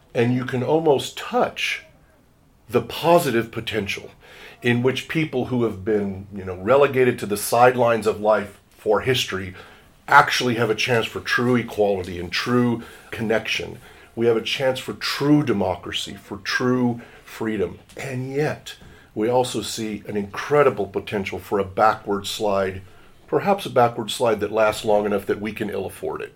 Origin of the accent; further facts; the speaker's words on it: Washington, United States; I come from Washington State in the United States